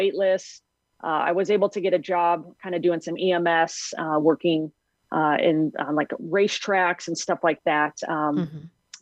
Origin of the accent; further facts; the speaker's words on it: Las Vegas, Nevada, United States; I grew up in Las Vegas, Nevada